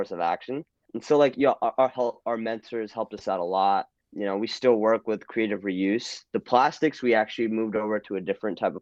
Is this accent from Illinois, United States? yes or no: no; New Jersey, United States; moved away as an adult; now in Texas, United States; I'm from New Jersey, so I grew up in the suburbs of Jersey